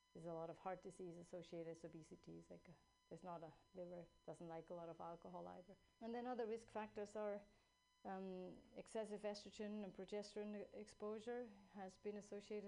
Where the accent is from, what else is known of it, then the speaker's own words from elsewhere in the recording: Switzerland; now in California, United States; I grew up in Switzerland.